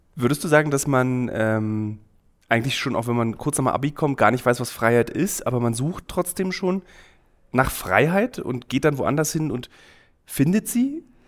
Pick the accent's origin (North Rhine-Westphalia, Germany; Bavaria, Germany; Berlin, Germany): Berlin, Germany; ich bin Berliner, mhm. ich würde halt kaputt gehen am Heimweh. Ich würde einfach meine Stadt mhm. Berlin vermissen.